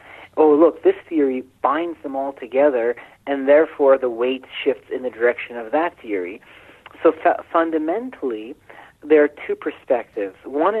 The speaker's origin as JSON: {"language": "English", "country": "Iran", "tie": "born there", "said": "You know, I was born in Iran, you know, so it's our collective ancestry."}